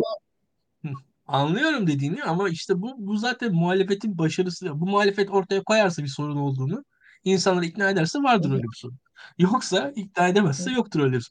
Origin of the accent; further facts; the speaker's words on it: Turkey; biz Türkler olarak